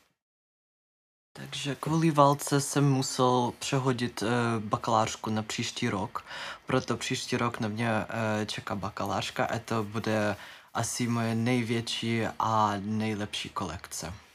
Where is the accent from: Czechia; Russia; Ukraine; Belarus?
Ukraine; Czech is a second language; moved away as an adult; also born or lived in Kyiv, Ukraine; now in Czech Republic; jsem z Ukrajiny. Eh, studoval jsem čtyři roky na koledži v Kijevě